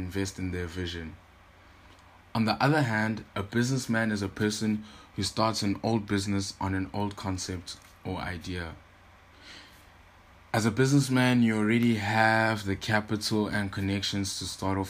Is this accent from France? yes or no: no; Durban, KwaZulu-Natal, South Africa; I am from Durban, KwaZulu-Natal